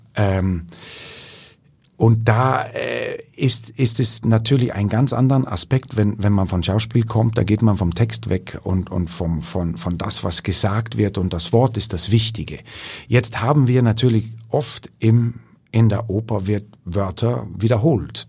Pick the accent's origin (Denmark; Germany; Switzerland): Denmark; Ikast, Central Denmark Region; German is a second language; moved away as an adult; also born or lived in Aarhus; in dieser kleinen Stadt, wo ich herkomme